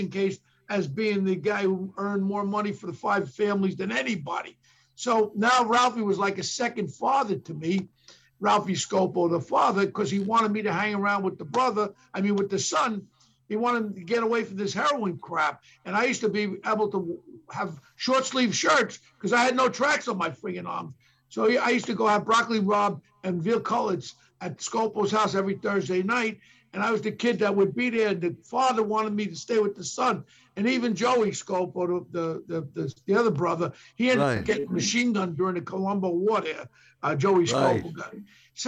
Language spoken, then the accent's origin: English; New York City, New York, United States; I grew up in Ozone Park, Queens